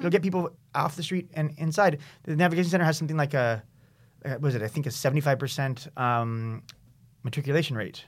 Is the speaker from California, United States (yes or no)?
yes; San Diego, California, United States; now in San Francisco, United States; I grew up in San Diego